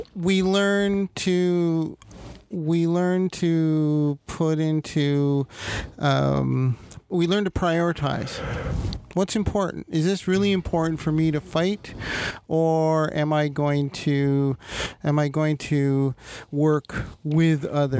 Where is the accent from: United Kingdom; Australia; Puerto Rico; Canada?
Canada; Toronto, Ontario; moved away; We're both Toronto boys